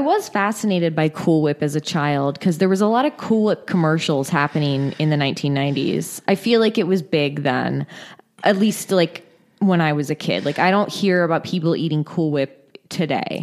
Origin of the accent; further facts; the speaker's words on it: Northern California, United States; moved away; I'm originally from Northern California